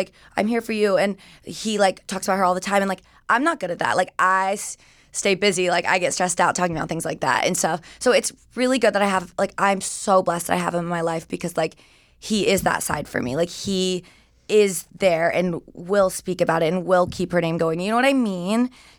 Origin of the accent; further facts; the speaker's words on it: Georgia, United States; moved away; I grew up in Georgia. Mm-hmm. I always like tell people like Atlanta, but it's like 20, 30 minutes north of Atlanta.